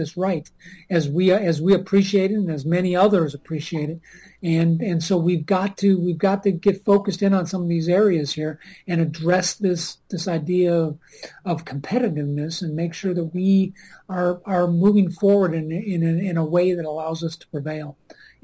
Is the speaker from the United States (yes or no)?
yes; Minnesota, United States